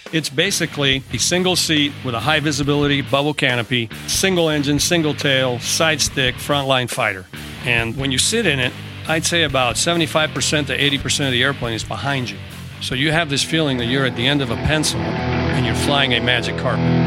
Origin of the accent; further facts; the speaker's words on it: Tracy, California, United States; moved away as an adult; I uh, grew up in Tracy, California. Uh, it's about 80 miles east of San Francisco. Went to high school there